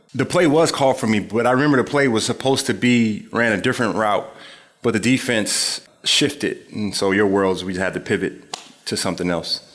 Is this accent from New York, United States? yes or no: no; Springfield, Illinois, United States; moved away; also born or lived in Philadelphia; Just growing up in Springfield, Illinois, my mother had us reading the State Journal Register every single day